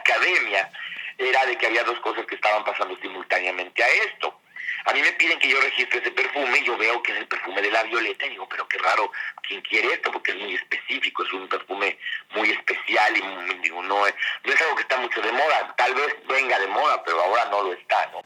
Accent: Mexico; also born or lived in France; Como decimos en México

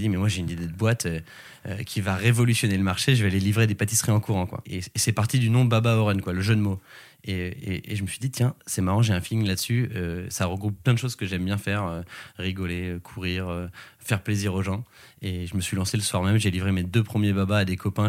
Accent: Sologne, Centre-Val de Loire, France; now in Paris, France; une petite aventure en Sologne, euh, c'est ma région d'origine

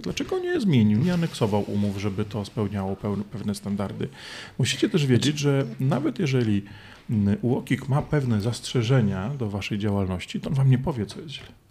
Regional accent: Poland; ja z Polski

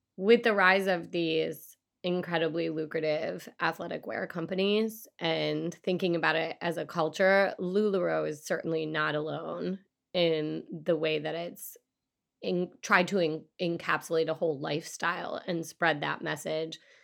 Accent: Michigan, United States; I grew up in Michigan

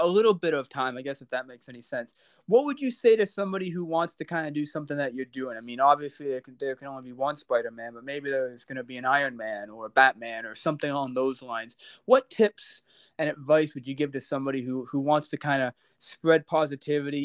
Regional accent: Oshawa, Ontario, Canada; moved away; I'm from Oshawa, born and raised. It's a hometown for me. Don't live there currently

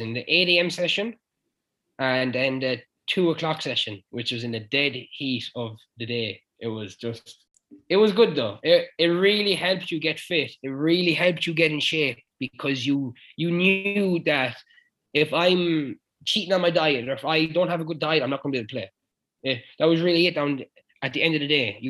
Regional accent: Clare, Munster, Ireland; moved away as an adult; also born or lived in United States; I'm from Clare.

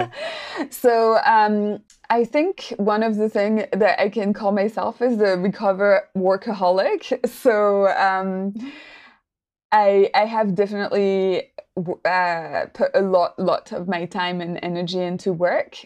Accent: Paris, Île-de-France, France; moved away as an adult; now in New Zealand; I'm actually not from New Zealand originally. I'm French, so I come from Paris originally, uh, and I lived there for a while.

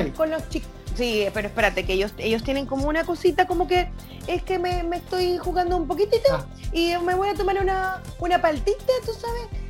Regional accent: Colombian Caribbean coast, Colombia; accent: costeño; also born or lived in Venezuela; todos los de la costa hablamos súper distinto

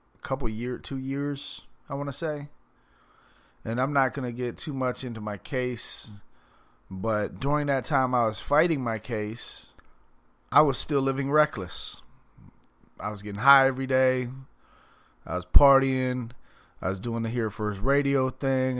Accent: Palm Beach County, Florida, United States; also born or lived in Miami / Fort Lauderdale; I'm from Palm Beach County, but I have lived everywhere from Miami, Fort Lauderdale, Pompano

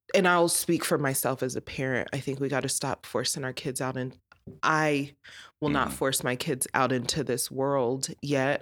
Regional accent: Colorado, United States; born and raised in Colorado

